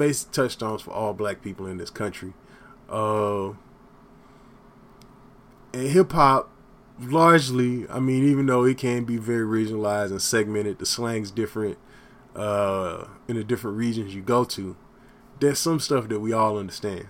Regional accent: Texas, United States; also born or lived in Los Angeles, California; now in Austin, United States; I was born in Los Angeles, raised in Texas

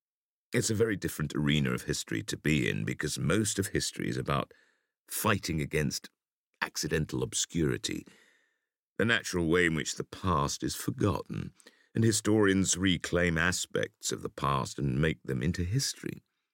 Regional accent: Gateshead, North East England, United Kingdom; which, growing up in Gateshead opposite Newcastle, was a big part of my education.

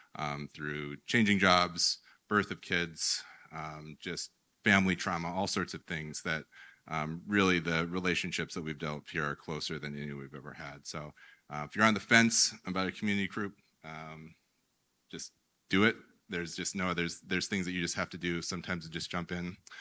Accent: United States; as an American male

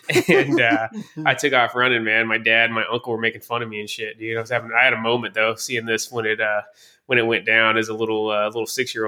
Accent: the South, United States; I don't know if just because I'm a Southerner, but his character always really resonated with me, man.

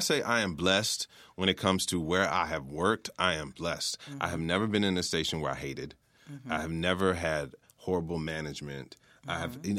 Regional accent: Memphis, Tennessee, United States; now in Baltimore, United States; I live in the city, which I lived in the city of Baltimore. And I said, and I'm from Memphis.

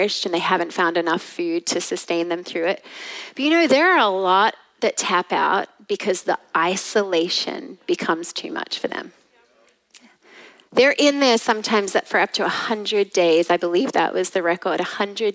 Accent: Australia; now in Texas, United States; I am Australian at heart

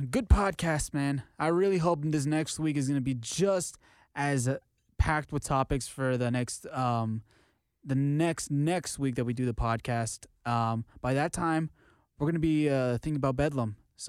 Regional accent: Texas, United States; Texas boy, hate the cold.

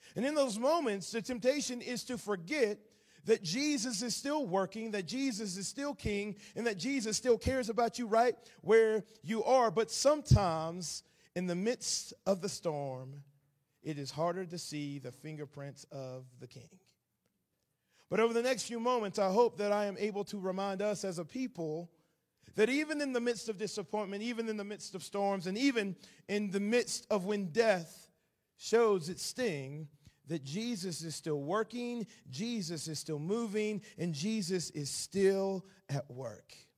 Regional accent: Atlanta, Georgia, United States; accent: southern; now in Nashville, United States; I am originally from Atlanta, Georgia. I currently live in Nashville, Tennessee. Hopefully my southern accent is not too thick

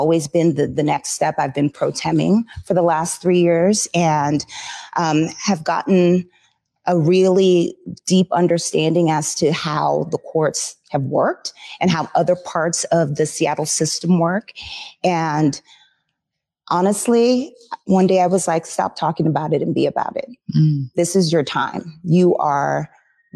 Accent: Jamaica; moved away; I come from Jamaica. We're vibrant, loud, you know, lovely people, but different

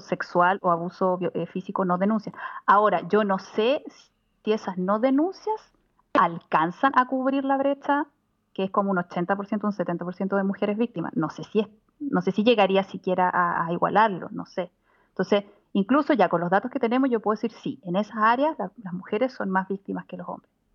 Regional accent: Chile; moved away

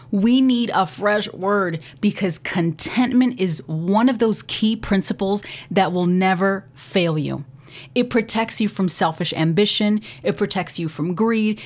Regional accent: United States; Speaking as an American

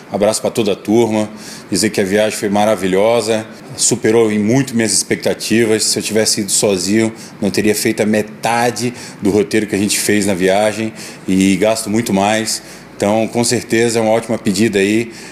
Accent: Niterói, Rio de Janeiro, Brazil; sou de Niterói e só tem uma coisa para resumir essa viagem.

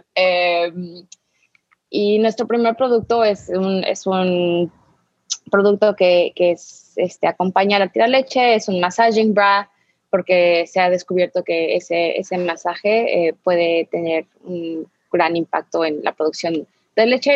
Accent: Mexico City, Mexico; moved away; crecí en la Ciudad de México

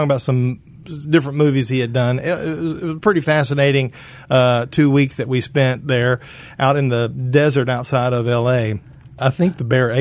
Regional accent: Tyler, Texas, United States; right out of Baylor to come back to Tyler my hometown

